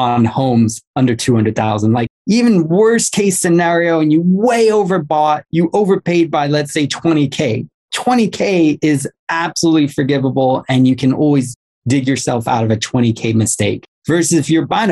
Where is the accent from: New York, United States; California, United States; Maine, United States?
California, United States; Los Angeles; I'm from Los Angeles